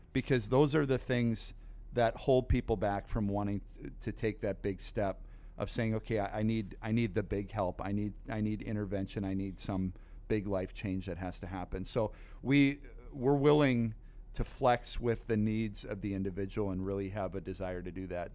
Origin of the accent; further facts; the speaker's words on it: Sheboygan County, Wisconsin, United States; I grew up in Sheboygan County